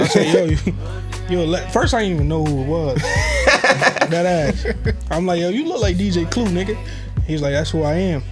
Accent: Barbados; moved away; I came from Barbados

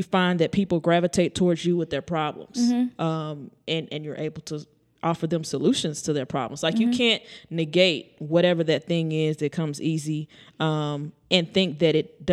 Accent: East Texas, United States; I'm from East Texas

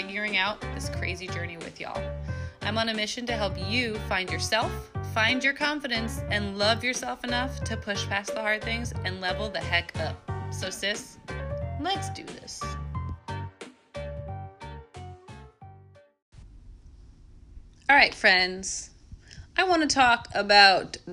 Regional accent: New York, United States; moved away; I'm from New York

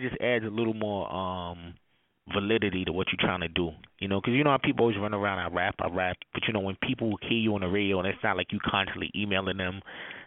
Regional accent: New York City, New York, United States; I'm from Brooklyn, New York

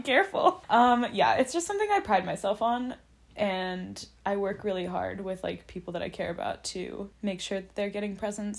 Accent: Southern California, United States; now in Boston, United States; growing up in Southern California

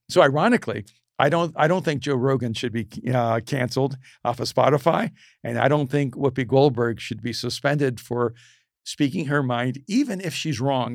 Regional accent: El Salvador; I'm from El Salvador

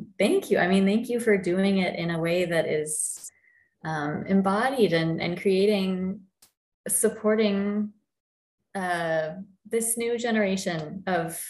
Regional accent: Texas, United States; here in my home state

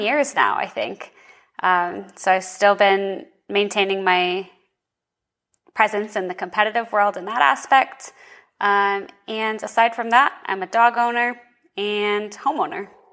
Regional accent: Boston, Massachusetts, United States; moved away as an adult; now in Arizona, United States; I'm from Boston, Massachusetts originally

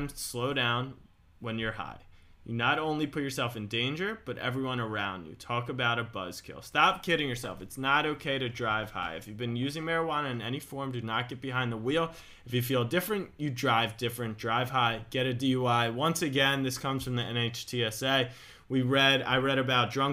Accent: Baltimore, Maryland, United States; I grew up in Baltimore.

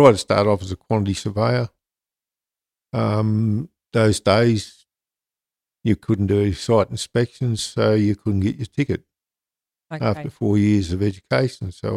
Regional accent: Leeton, Riverina, then the Illawarra, New South Wales, Australia; also born or lived in Queensland; born out in Leeton in the Riverina. Grew up first probably 8-9 years out there.

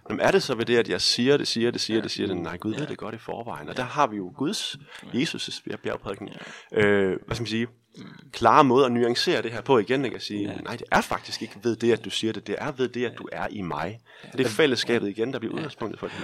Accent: Denmark

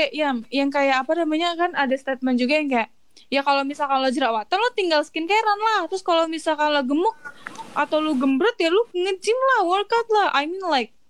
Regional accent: Java, Indonesia; Lah gua Jawa kagak kalem nggak ada kalem-kalemnya.

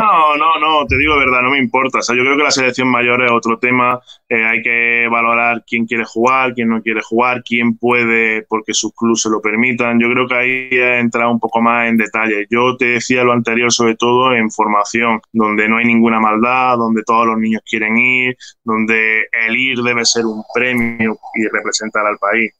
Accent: Granada, Andalusia, Spain; Estoy en Granada, estoy en Granada, es mi ciudad natal, donde viven por pues, mis padres, mi familia, donde he pasado pues, prácticamente toda mi vida y donde he crecido.

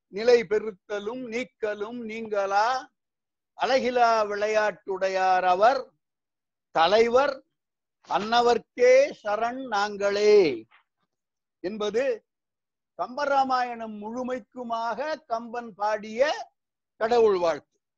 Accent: Srivaikuntam, Tamil Nadu, India; moved away as an adult; also born or lived in Tiruchirappalli, India / Karaikudi, India / Ranipet, India; now in Singapore; திருநெல்வேலி மாவட்டத்தில் ஸ்ரீவைகுண்டத்தில் ஆயிரத்தி தொள்ளாயிரத்தி நாற்பத்தி ஆண்டாம் ஆறு பிறந்தேன் இப்போ வயசு எழுபத்தைந்து எஸ்எஸ்எல்சி வரைக்கும் ஸ்ரீவைகுண்டத்துல

